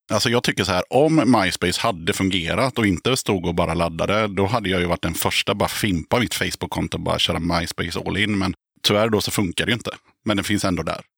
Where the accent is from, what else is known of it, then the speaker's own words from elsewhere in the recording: Aneby, Jönköping County, Sweden; moved away; also born or lived in Tranås; jag är från eh, Aneby, Vireda, Hullared